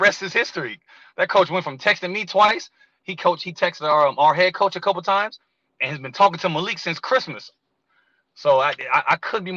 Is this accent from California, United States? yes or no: yes; Moreno Valley, California, United States; also born or lived in Palmdale, California / Orange County, California; Born in Palmdale, lived out there for like 9 years. Moved around to a couple of different places, but we set up shop in Moreno Valley. And that's when I kind of started middle school